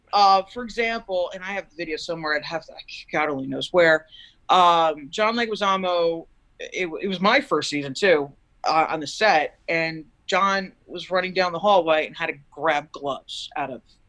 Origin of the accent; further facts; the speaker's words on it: East Coast, United States; I mean, I'm from the East Coast.